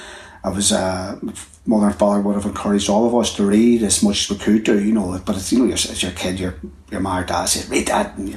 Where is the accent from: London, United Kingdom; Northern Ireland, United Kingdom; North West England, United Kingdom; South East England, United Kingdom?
Northern Ireland, United Kingdom; Belfast; born or raised there